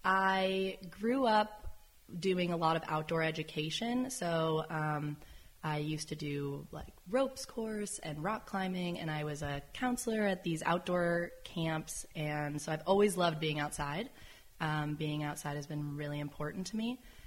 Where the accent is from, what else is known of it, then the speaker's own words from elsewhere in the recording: Sonoma, California, United States; This is my childhood home. We moved here when I was three into this home. We were living more in the town of Sonoma, so now we're technically Carneros, but yeah.